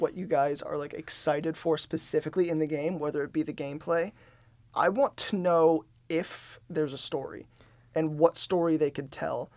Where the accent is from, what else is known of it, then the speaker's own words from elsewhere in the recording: Detroit, Michigan, United States; I'm from Detroit